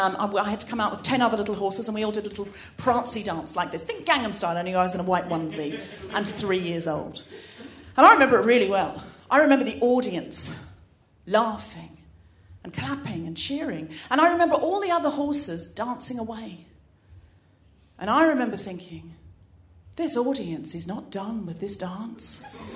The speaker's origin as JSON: {"language": "English", "country": "Australia", "tie": "born or raised there", "said": "I was brought up in Australia, and I know I don't sound especially Australian, but I read a lot of Enid Blyton as a child, and I picked up the accent from the books."}